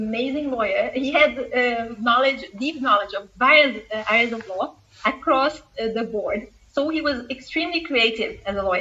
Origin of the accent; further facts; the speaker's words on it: Porto Alegre, Rio Grande do Sul, Brazil; moved away as an adult; also born or lived in São Paulo; I came from the extreme south of Brazil, close to Uruguay. I come from Porto Alegre.